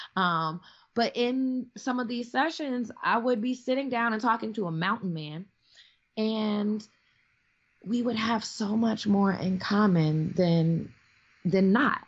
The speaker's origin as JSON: {"language": "English", "town": "Chicago", "region": "Illinois", "country": "United States", "also_born_or_lived": "Milwaukee, Wisconsin", "moved": "yes", "said": "I'm like from Chicago originally, like you know what I mean, concrete jungle"}